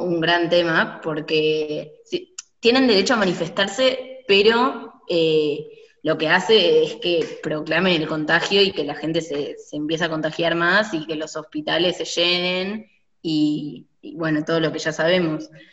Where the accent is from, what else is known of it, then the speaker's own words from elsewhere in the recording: Buenos Aires, Argentina; nosotros somos de Buenos Aires